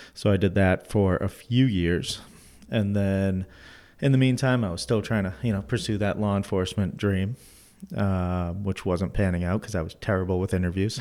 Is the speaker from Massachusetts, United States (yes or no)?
yes; Methuen, Massachusetts, United States; I grew up in Methuen